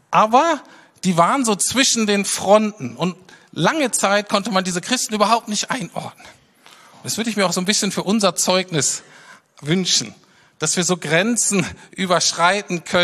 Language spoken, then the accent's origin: German; Berlin, Germany; was einem aber sofort auffällt als Berliner, äh, ist, dass diese Stadt in dem Sinne völlig anders ist